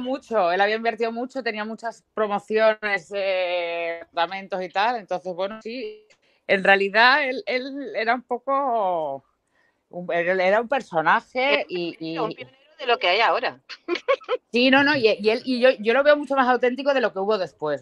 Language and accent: Spanish; Marbella, Andalusia, Spain; soy de Marbella